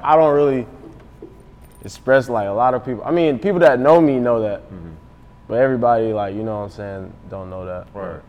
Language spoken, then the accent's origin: English; Atlanta, Georgia, United States; growing up in Atlanta